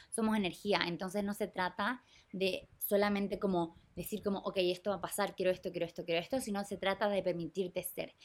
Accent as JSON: {"language": "Spanish", "country": "Chile", "moved": "as an adult", "said": "yo me fui de Chile en el 2021, a mitad de COVID"}